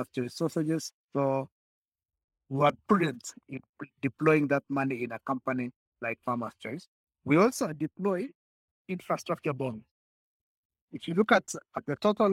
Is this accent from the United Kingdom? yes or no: no; Kenya; we as Kenyan